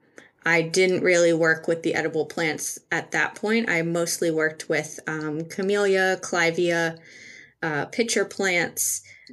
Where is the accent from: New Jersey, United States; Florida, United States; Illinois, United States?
New Jersey, United States; also born or lived in Kennett Square, Pennsylvania; I grew up in South Jersey. So the Garden State